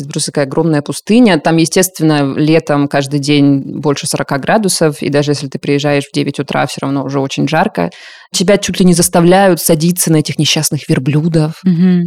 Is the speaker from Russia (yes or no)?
yes; southern Russia, Russia; moved away; и даже на юге, откуда я родом